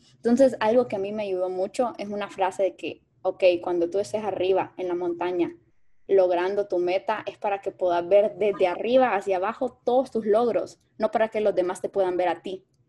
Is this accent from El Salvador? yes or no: yes; El Salvador; moved away; also born or lived in Mexico; Yo soy salvadoreña, estudié en México